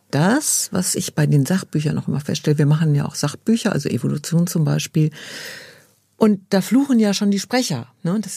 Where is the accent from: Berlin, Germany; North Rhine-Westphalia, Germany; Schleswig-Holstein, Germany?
North Rhine-Westphalia, Germany; Dortmund; ich komme ja aus Dortmund